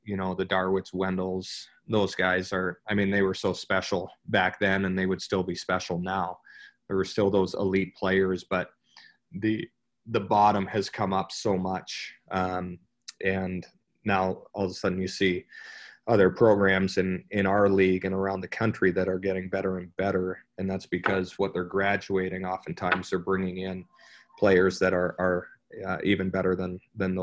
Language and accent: English; Burlington, Ontario, Canada; moved away as an adult; growing up in Canada